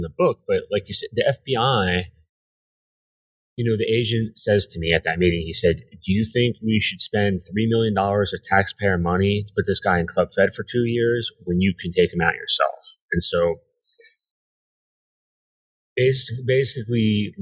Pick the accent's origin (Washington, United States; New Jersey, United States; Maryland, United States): New Jersey, United States; I grew up in New Jersey, right outside Manhattan